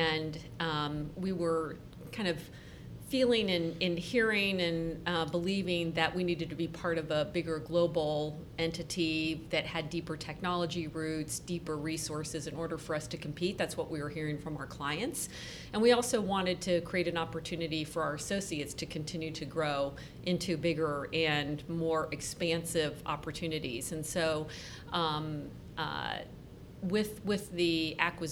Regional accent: Columbus, Ohio, United States; I was born and raised in Columbus and have lived here my entire life

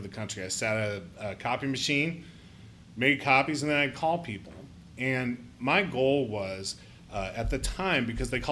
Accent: Northeast Ohio, United States; now in Columbus, United States; I grew up in Northeast Ohio and went to Ohio State.

